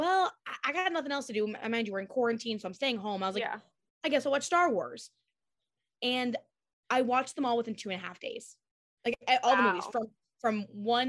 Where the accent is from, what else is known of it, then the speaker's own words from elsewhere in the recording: South Carolina, United States; now in Orlando, United States; I am from the South, so I'm from South Carolina originally